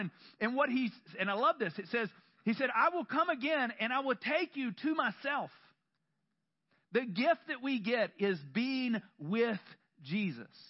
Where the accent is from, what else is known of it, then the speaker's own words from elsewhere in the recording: the South, United States; I grew up in the South, and up until I was 18